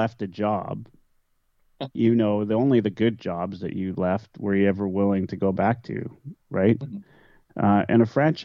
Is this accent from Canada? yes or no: yes; Canada; those of us that grew up here and dreamt of playing for our home city